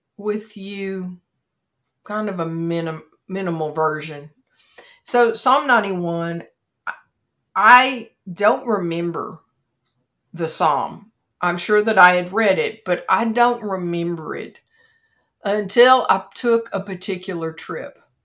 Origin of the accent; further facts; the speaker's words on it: Kentucky, United States; my home state of Kentucky